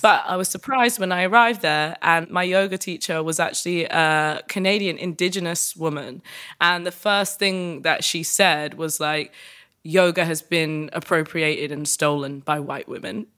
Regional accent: United Kingdom; as a British woman

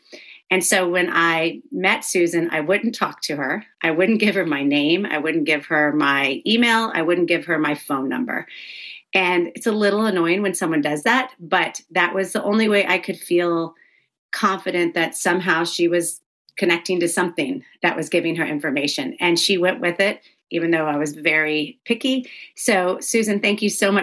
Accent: the South, United States; I grew up in the South

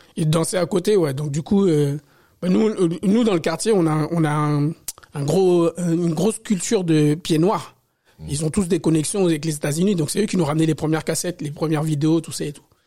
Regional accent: Paris, Île-de-France, France; also born or lived in Côte d'Ivoire; je suis né en Afrique, en Côte d'Ivoire, mais j'ai grandi à Paris, éduqué à Paris.

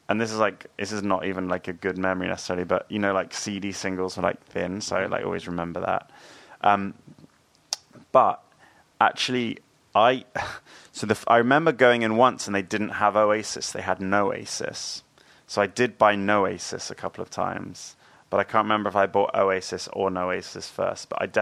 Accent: New Forest, Hampshire, South East England, United Kingdom; I grew up in the New Forest

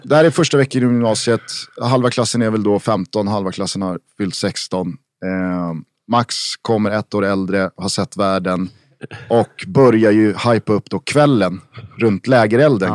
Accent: Stockholm, Stockholm County, Sweden; vi är från Vällingby

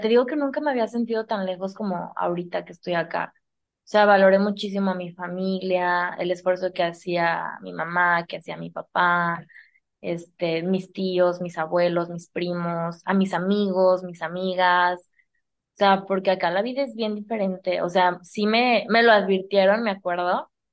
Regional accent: San Luis Potosí, Mexico; moved away; tú y yo somos de San Luis

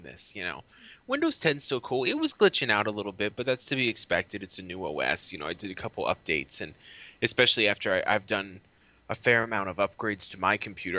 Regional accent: Massachusetts, United States; also born or lived in Los Angeles, United States; now in Arizona, United States; I was born in Massachusetts

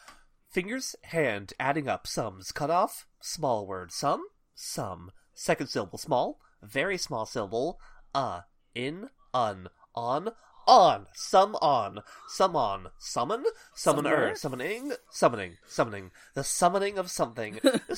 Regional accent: Massachusetts, United States; I grew up in Massachusetts. I legitimately do not know all of this.

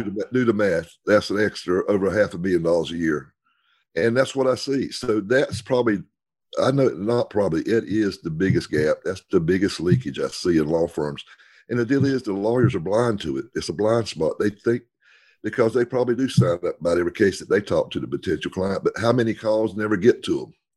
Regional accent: the South, United States; we're from the South

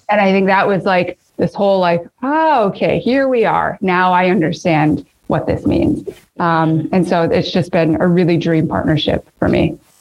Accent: Midwest, United States; my Midwestern love of potatoes

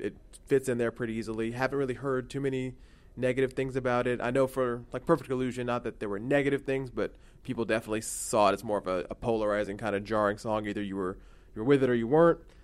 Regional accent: Houston, Texas, United States; I'm from Houston

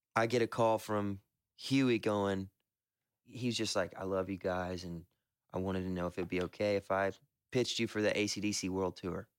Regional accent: the South, United States; we're all from the South and believe in Southern hospitality

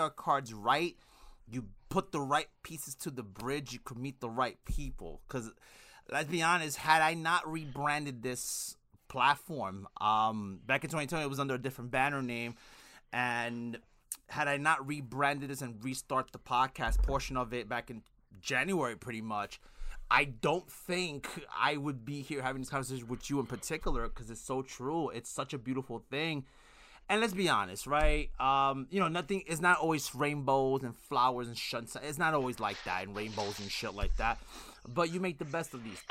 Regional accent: New York City, New York, United States; I'm from Brooklyn, New York.

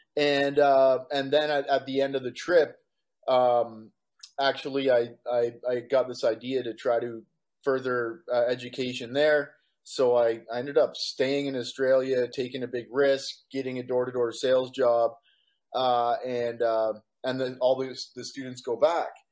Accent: Walkerton, Ontario, Canada; moved away as an adult; also born or lived in London, Ontario / Calgary / Vancouver / Victoria; now in Costa Rica; I was born and raised in Canada. I grew up in Walkerton, Ontario.

